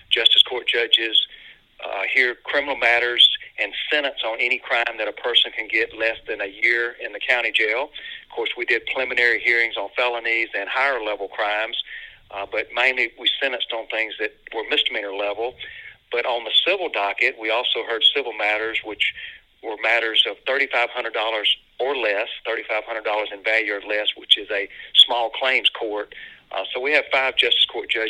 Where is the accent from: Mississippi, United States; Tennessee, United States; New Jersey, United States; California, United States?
Mississippi, United States; Olive Branch; my love of Olive Branch as my hometown and the citizens of Olive Branch is even greater